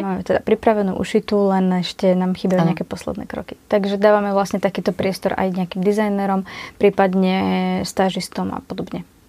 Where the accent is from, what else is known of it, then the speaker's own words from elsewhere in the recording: Kysuce, Žilina Region, Slovakia; u nás na Kisúciach